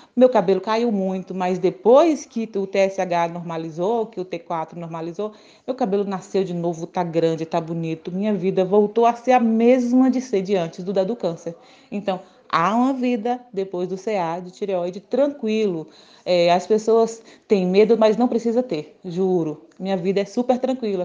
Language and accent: Portuguese; Guanambi, Bahia, Brazil; Eu sou de Guanambi, na Bahia